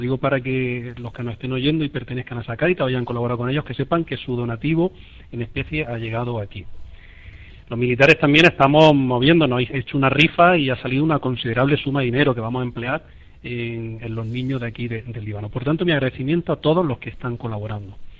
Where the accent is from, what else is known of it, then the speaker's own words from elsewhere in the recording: Guadix, Andalusia, Spain; moved away as an adult; also born or lived in Las Palmas; now in Lebanon; mis padres que están en Guadix, en mi pueblo